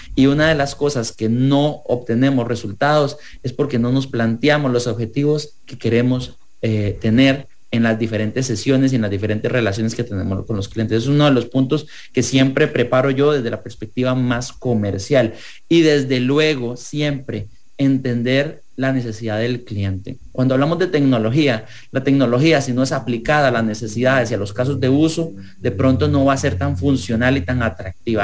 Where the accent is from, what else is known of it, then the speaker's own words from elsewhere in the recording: Costa Rica; como ciudadanos, como costarricenses